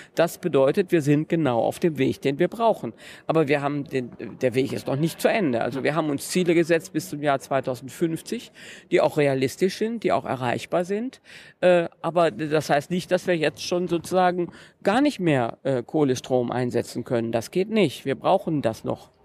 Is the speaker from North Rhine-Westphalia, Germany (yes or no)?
yes; North Rhine-Westphalia, Germany; Vom Niederrhein